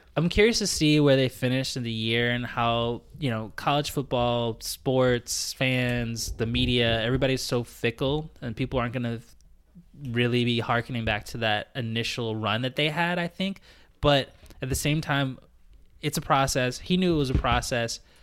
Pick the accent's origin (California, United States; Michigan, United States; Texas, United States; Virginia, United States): Virginia, United States; Richmond; moved away as an adult; now in Canada; growing up in Richmond